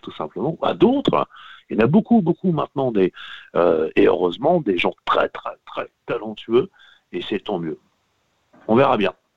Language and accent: French; Normandy, France; de chez moi en Normandie